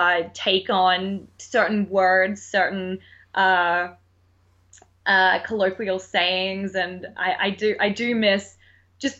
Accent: Australia; accent: Australian; now in United States; I miss my Australian accent.

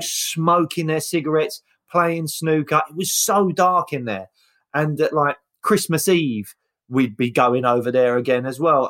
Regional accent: London, United Kingdom; it's Peckham, and that's where the council estate was.

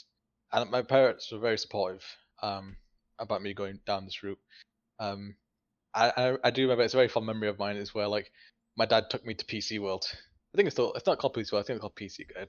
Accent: Bradford, Yorkshire and the Humber, United Kingdom; I went to like open day for Bradford College, which is my hometown

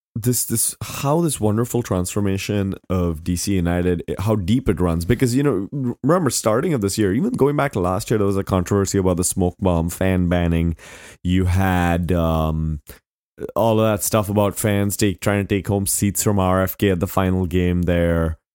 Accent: India; moved away; I grew up in India

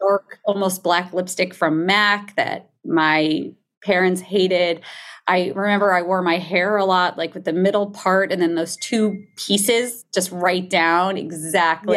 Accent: New Jersey, United States; I grew up in New Jersey

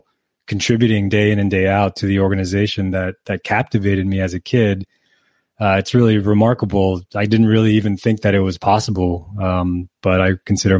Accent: Canary Islands, Spain; I grew up in the Canary Islands in Spain.

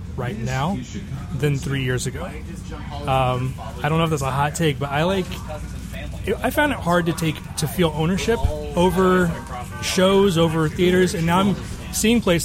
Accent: Tennessee, United States; moved away as an adult; now in Chicago, United States; I'm from Tennessee and I moved to Chicago 5 years ago.

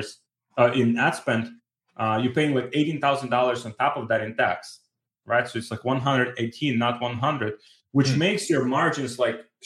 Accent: Ukraine; moved away; I'm from Ukraine

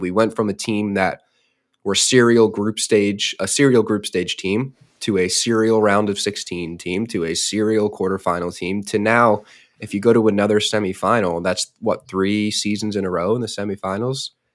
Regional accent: United States; as an American

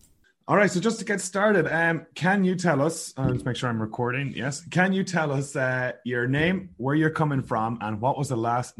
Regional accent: Ireland; Well, we are both from Ireland.

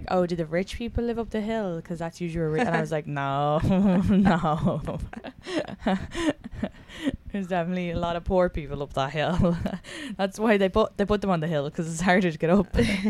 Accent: Leixlip, County Kildare, Ireland; So for the listeners, we're both from Leaslip, but the hill was like, okay, so there's a hill and people who lived at the top of the hill were Hillers, and then the people who lived at the bottom of the hill were Farranders.

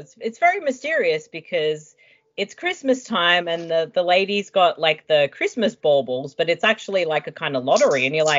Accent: Adelaide, South Australia, Australia; moved away; I am from Adelaide originally

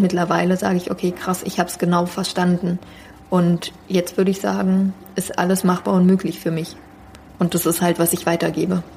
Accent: Berlin, Germany; ich bin äh, also in Berlin aufgewachsen

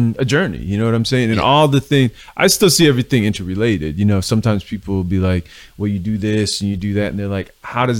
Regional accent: Cleveland, Ohio, United States; moved away as an adult; now in Philadelphia, United States; I'm from Cleveland, so I'm not from Philly. You know, I've been out in Philly, I don't know, 25 years now or something like that. But I grew up in Cleveland

